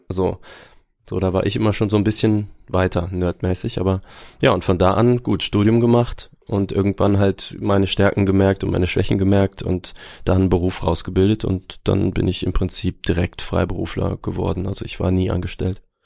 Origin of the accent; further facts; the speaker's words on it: Aachen, North Rhine-Westphalia, Germany; also born or lived in Würzburg; Würzburg, tatsächlich. Ich bin Franke, aber weiß davon nichts, denn ich bin schon mit, ich glaube, unter zwei Jahren nach Aachen gezogen